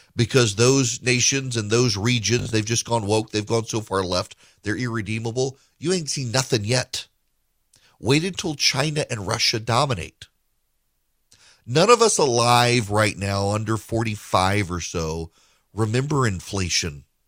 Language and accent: English; Dubai, United Arab Emirates; moved away; When I was growing up in Dubai